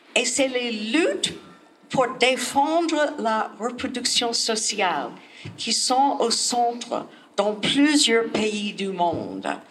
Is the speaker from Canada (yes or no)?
no; United States; French is a second language; chez nous, aux États-Unis